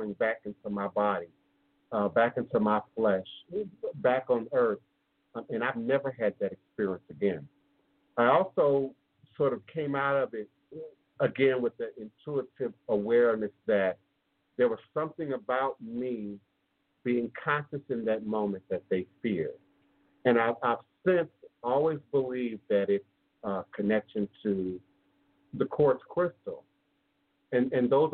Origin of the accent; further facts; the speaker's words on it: Washington, District of Columbia, United States; I grew up in the Smithsonian Institute in Washington, D.C. That was my playground